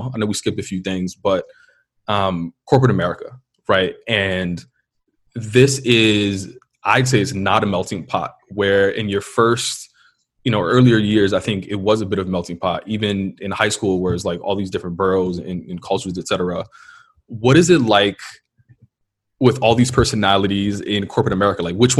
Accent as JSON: {"language": "English", "town": "New York City", "region": "New York", "country": "United States", "first_language": "Spanish"}